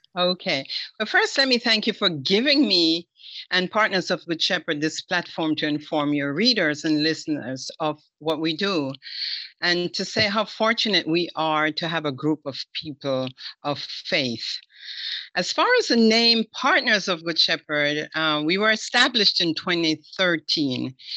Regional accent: Jamaica; now in United States; as a Jamaican

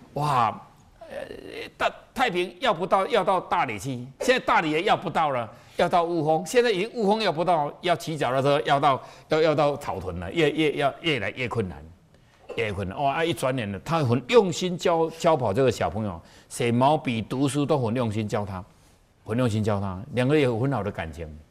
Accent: Taiwan; 我们台湾人是最会算的，我们都加一岁

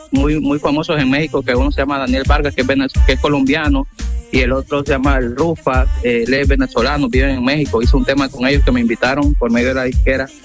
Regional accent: Roatán, Bay Islands, Honduras; yo soy de Roatán

